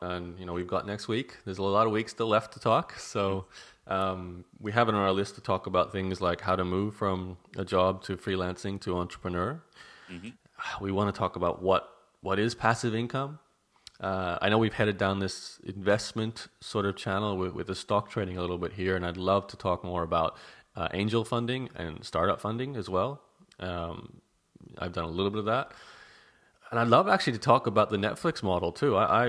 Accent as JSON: {"language": "English", "country": "Canada", "moved": "yes", "lives_now": "Australia", "said": "I'm Canadian, sorry."}